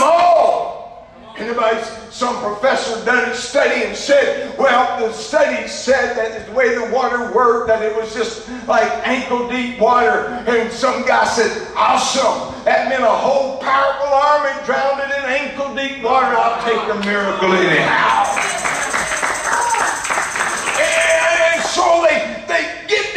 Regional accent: Louisiana, United States; I'm from Louisiana

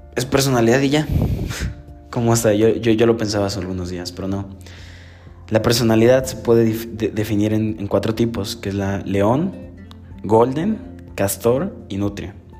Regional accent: Puebla, Mexico; Soy del estado de Puebla

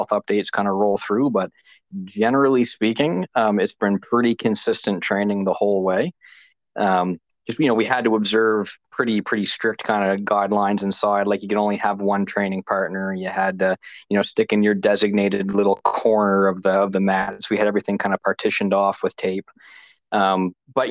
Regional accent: Moncton, New Brunswick, Canada; also born or lived in Lower Coverdale, New Brunswick; now in Saint John, Canada; I spent most of my life in Moncton

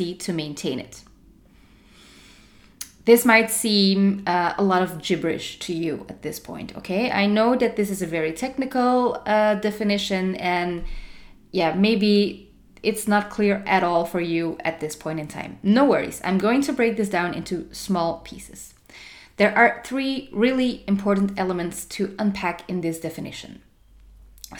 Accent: Antwerp, Flanders, Belgium; my hometown, Antwerp

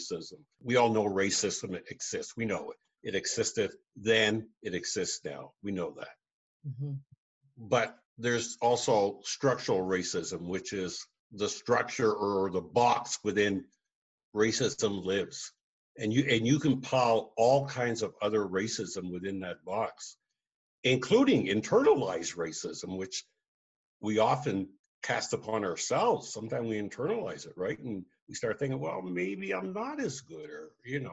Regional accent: Truro, Nova Scotia, Canada; moved away as an adult; also born or lived in Toronto, Canada; growing up in Truro in Glasgow.

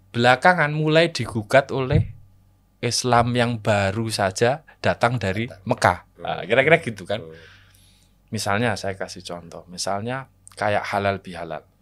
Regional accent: Java, Indonesia; Yang sedangkan saya sebagai orang Jawa hmm. juga ditakdirkan untuk lahir di sini.

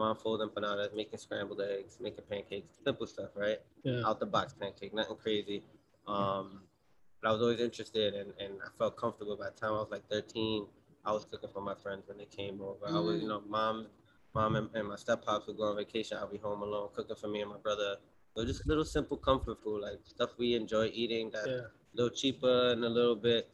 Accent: New York City, New York, United States; also born or lived in East Harlem; I'm a Bronx dude. I'm born and raised in the Bronx, moved around numerous neighborhoods my whole life

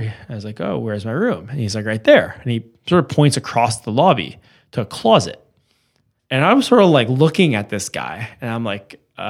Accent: Westmount, Quebec, Canada; And this is a long way from growing up in Westmount, as you can imagine.

